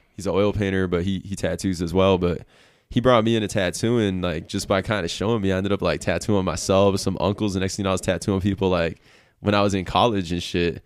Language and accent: English; Milwaukee, Wisconsin, United States; moved away as an adult; now in Reno, United States; I was, like, born and raised in Milwaukee, Wisconsin